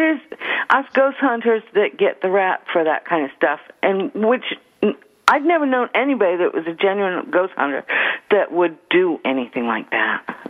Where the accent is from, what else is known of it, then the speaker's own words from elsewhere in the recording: Bar Harbor, Maine, United States; I was born in Bar Harbor.